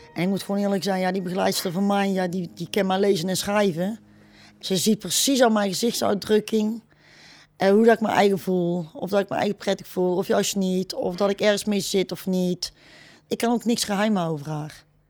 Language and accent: Dutch; Etten-Leur, North Brabant, Netherlands; Ik ben opgegroeid in Etteleur.